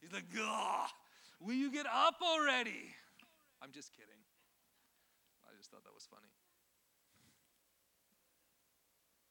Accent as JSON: {"language": "English", "country": "Canada", "tie": "born or raised there", "moved": "yes", "said": "I grew up in Canada."}